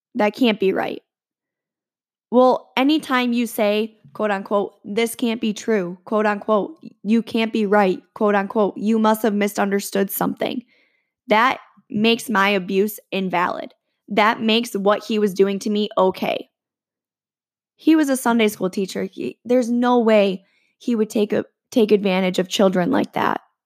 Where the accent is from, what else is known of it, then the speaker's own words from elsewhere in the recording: around Michigan State, United States; I grew up around Michigan State